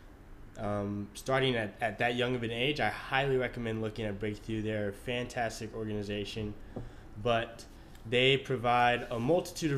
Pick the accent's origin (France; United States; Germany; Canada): United States; Austin, Texas; born and raised in Austin, Texas.